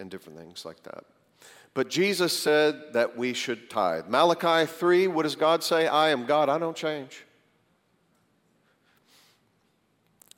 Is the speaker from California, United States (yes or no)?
no; Greensboro, North Carolina, United States; moved away as an adult; also born or lived in Tulsa; I was from Greensboro, went out to Tulsa